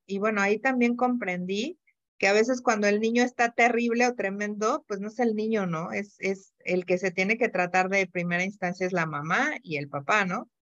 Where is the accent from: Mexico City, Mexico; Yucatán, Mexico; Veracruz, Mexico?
Mexico City, Mexico; moved away as an adult; now in Querétaro, Mexico; Yo soy de la Ciudad de México